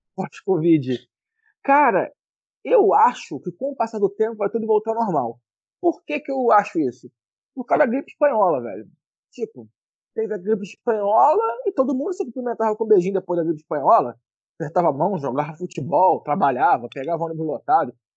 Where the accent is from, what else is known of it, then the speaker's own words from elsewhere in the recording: Rio de Janeiro, Brazil; como carioca